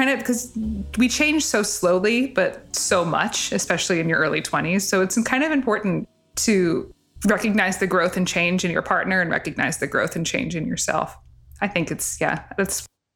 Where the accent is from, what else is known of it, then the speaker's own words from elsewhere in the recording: New Jersey, United States; I grew up in North Jersey